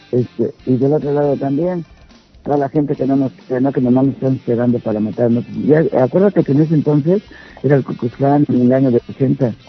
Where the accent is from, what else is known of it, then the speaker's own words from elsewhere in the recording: Mexico City, Mexico; moved away; yo nací allá, en el DF. Entonces, pues a mí me tocó vivir allá.